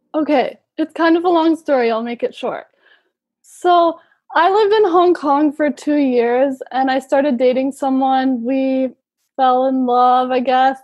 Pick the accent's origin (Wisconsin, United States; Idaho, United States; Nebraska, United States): Wisconsin, United States; Milwaukee; moved away as an adult; now in Madrid, Spain; I'm from Milwaukee